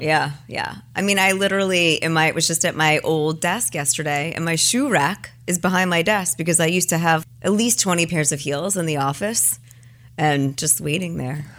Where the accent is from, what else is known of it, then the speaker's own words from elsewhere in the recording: New York, United States; moved away as an adult; also born or lived in Los Altos, California; I'm a New Yorker